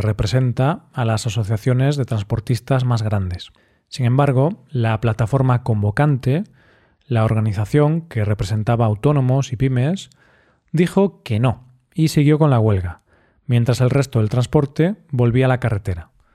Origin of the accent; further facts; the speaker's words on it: Spain; Así somos los españoles, muy cerveceros.